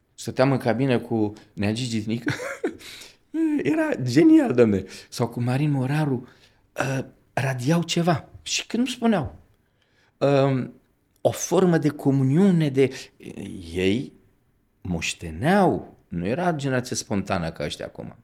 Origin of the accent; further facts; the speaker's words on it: Romania; Eu venim din România